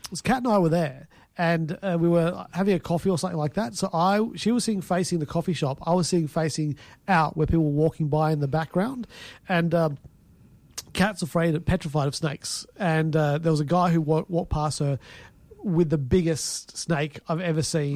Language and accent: English; Fareham, South East England, United Kingdom; moved away; I come from Fareham.